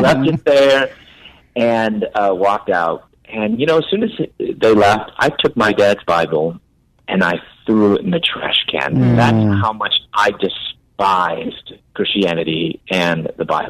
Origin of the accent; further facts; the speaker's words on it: Chicago, Illinois, United States; moved away as an adult; also born or lived in Louisville, Kentucky / Atlanta; I'm originally from Chicago, moved to Louisville, Kentucky to pursue my doctorate in dentistry